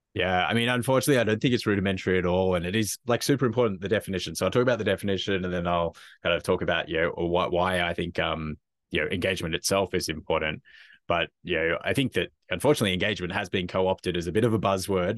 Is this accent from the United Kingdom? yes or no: no; Australia; moved away; as probably can, people can probably tell from my accent, originally from Australia